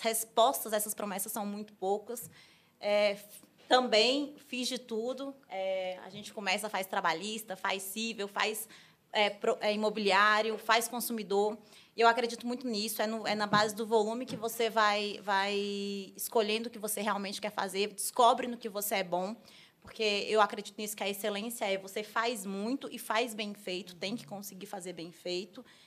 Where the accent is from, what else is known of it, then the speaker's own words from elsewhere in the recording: Brasília, Federal District, Brazil; Sou de Brasília, advogo há 10 anos